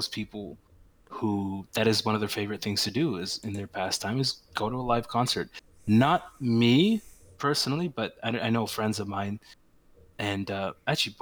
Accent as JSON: {"language": "English", "country": "Canada", "said": "we are Canadian"}